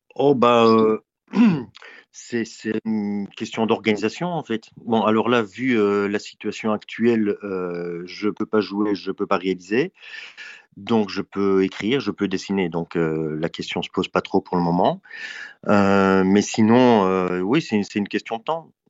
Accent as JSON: {"language": "French", "country": "Belgium", "tie": "born or raised there", "said": "c'est, le pays euh, où je suis né. Euh, après, je considère plutôt comme un citoyen du monde, mais il se trouve que géographiquement, je suis en Belgique"}